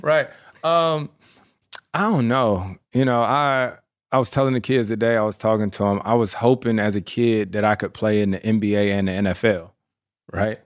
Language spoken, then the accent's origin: English; North Carolina, United States; moved away as an adult; I'm born and raised in North Carolina